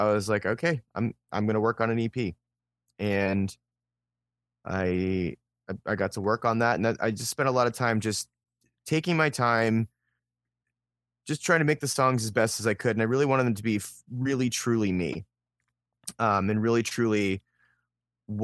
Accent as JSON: {"language": "English", "town": "Pittsburgh", "region": "Pennsylvania", "country": "United States", "tie": "born or raised there", "also_born_or_lived": "Philadelphia", "lives_now": "Columbus, United States", "said": "So I grew up I grew up near Pittsburgh, and then I spent a lot of my growing up in Western Pennsylvania, and then I was in Philadelphia for a while, and then I moved to Columbus in 2009."}